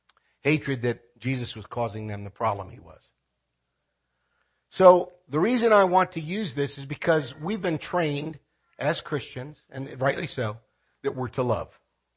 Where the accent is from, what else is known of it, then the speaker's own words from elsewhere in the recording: Philippines; I want to be very careful here because this is my home country. When I speak about this in the Philippines, it's not a big problem because divorce is illegal in the Philippines.